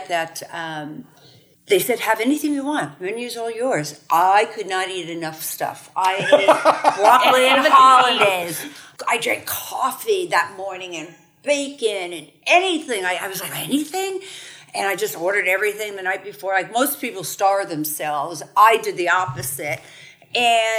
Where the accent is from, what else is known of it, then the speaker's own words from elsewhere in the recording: New York, United States; moved away; I'm from New York